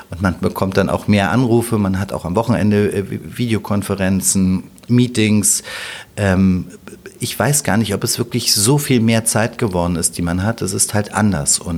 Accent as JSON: {"language": "German", "region": "Berlin", "country": "Germany", "tie": "born or raised there", "said": "Und ja, Berlin ist mein Zuhause, Berlin ist meine Heimat"}